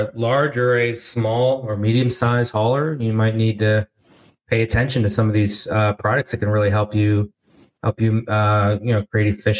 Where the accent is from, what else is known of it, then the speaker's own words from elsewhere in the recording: New Jersey, United States; Yeah, I grew up, as you may know, in South Jersey as well.